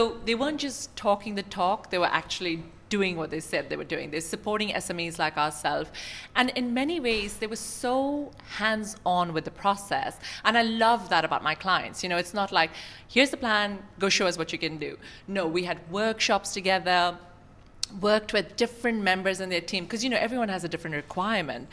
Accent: Sharjah, United Arab Emirates; I grew up in Sharjah. It's my home in many ways.

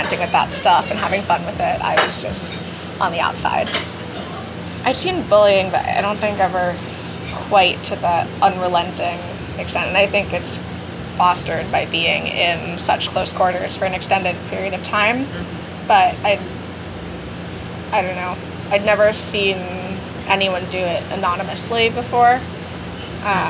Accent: New York City, New York, United States; I'm from New York City

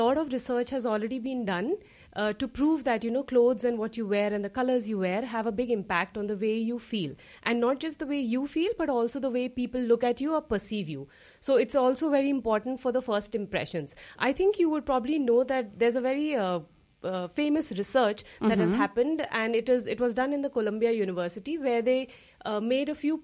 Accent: India; moved away as an adult; also born or lived in United States; now in Luxembourg; I'm from India originally, and I've been living in Luxembourg now for nearly 10 years

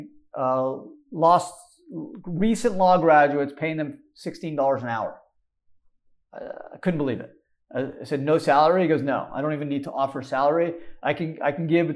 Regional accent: Canada; moved away; I grew up in Canada

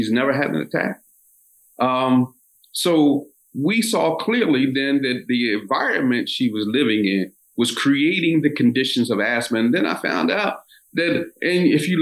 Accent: Philadelphia, Pennsylvania, United States; A formerly redlined area in South Philadelphia, which I grew up in South Philadelphia

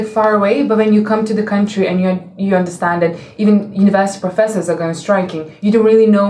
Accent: Lithuania; now in United Kingdom; I came from Lithuania

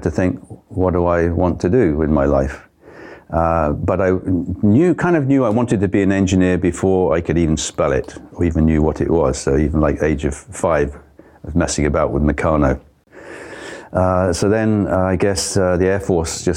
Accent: Bournemouth, South West England, United Kingdom; moved away as an adult; also born or lived in Far East; my hometown, Bournemouth

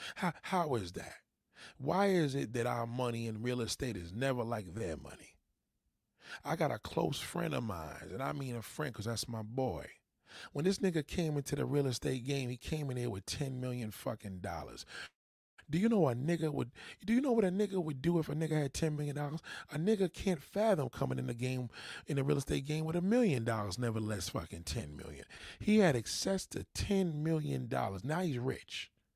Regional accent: New York, United States; I'm a New Yorker

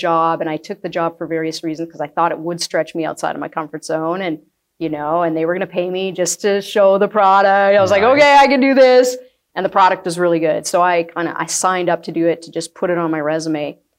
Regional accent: Acme, United States; I grew up in a small town, so I grew up in Acme. It's like an hour away.

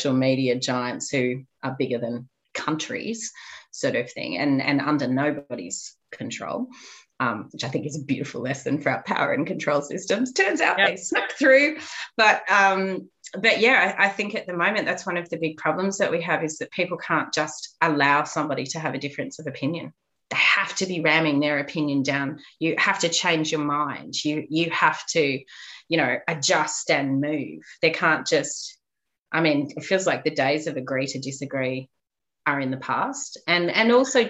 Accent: Australia; I went through school at a time where we were taught next to nothing about the truth of what happened to our Indigenous Aboriginal population

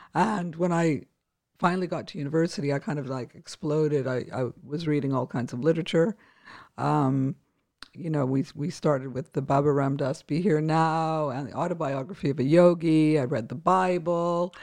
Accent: Winnipeg, Manitoba, Canada; moved away; I grew up in Winnipeg, Canada

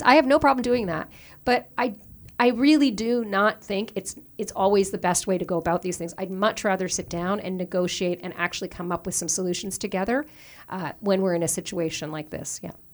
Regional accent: Newfoundland and Labrador, Canada; moved away as an adult; also born or lived in Ontario; now in Toronto, Canada; I was born and raised in Newfoundland, in, uh, just outside Saint John's, in a town called Loki Bay

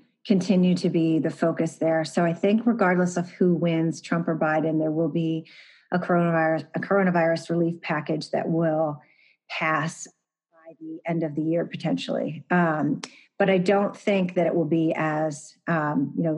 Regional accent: Pennsylvania, United States; moved away as an adult; now in Washington, DC, United States; my home state of Pennsylvania

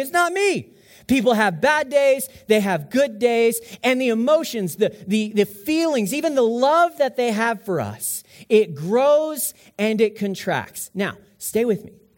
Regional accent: United States; I'm an American

